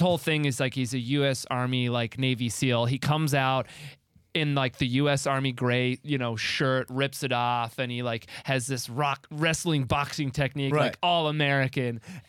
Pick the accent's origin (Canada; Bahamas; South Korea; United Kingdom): Canada; I'm Canadian.